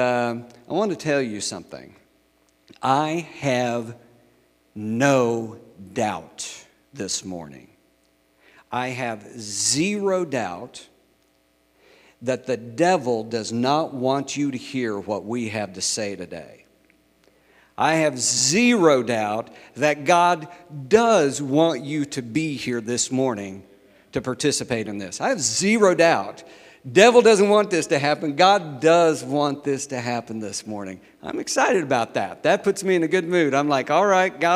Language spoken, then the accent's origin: English; Nowata, Oklahoma, United States; also born or lived in New Mexico; I'm from Nowata, Oklahoma. Yeah, that's where I grew up.